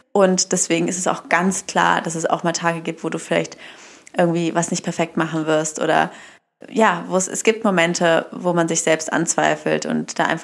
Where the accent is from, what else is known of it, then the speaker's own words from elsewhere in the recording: Baden-Württemberg, Germany; now in Berlin, Germany; weil zum Beispiel, wo ich herkomme aus einem Dorf, da gehen die Kinder erst mit drei in den Kindergarten. Hier in Berlin ist es ja normal mit eins. Aber wenn du quasi in Heidelberg sagen würdest, ja, äh, ich gebe mein Kind jetzt mit eins in die Kita